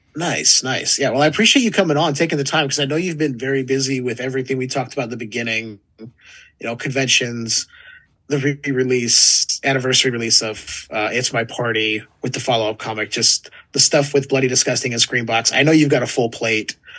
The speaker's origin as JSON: {"language": "English", "region": "California", "country": "United States", "tie": "born or raised there", "said": "I may have been born and raised in California"}